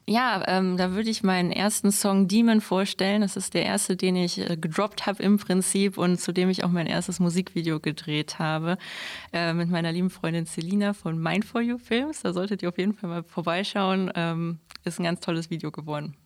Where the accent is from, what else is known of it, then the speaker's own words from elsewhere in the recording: Mönchengladbach, North Rhine-Westphalia, Germany; moved away as an adult; now in Straelen, Germany; ich komme aus Mönchengladbach, wohne mittlerweile in Strahlen, aber mein Herz ist natürlich noch äh, hier in Gladbach